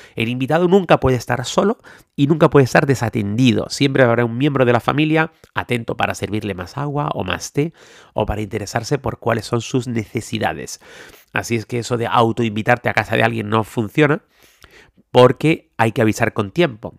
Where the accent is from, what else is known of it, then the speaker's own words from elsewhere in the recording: Canary Islands, Spain; yo soy de Canarias, en Canarias no tenemos ríos